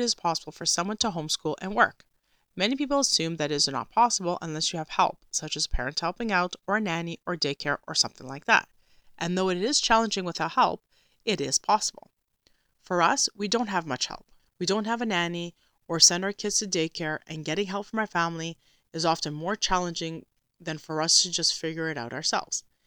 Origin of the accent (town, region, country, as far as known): Canada